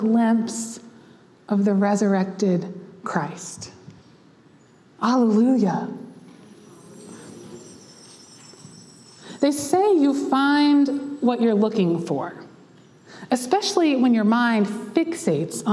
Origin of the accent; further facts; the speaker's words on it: Central North Carolina, United States; I was from Central North Carolina